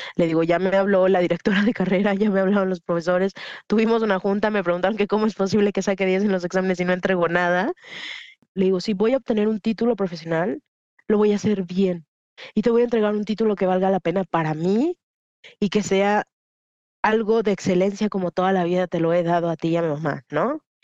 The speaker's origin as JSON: {"language": "Spanish", "country": "Mexico", "tie": "born or raised there", "also_born_or_lived": "Mexico City / United States / London", "moved": "as an adult", "lives_now": "Guadalajara, Mexico", "said": "A mi ciudad natal llegaron unos grupos de estos delictivos y mi mamá lo que hizo fue mandarme fuera de la ciudad"}